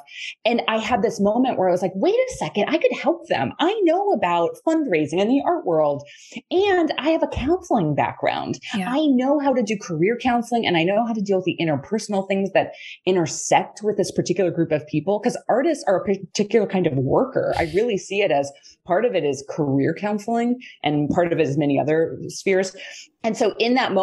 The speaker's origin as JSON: {"language": "English", "area": "right outside of Pittsburgh", "region": "Pennsylvania", "country": "United States", "tie": "born or raised there", "said": "I grew up right outside of Pittsburgh."}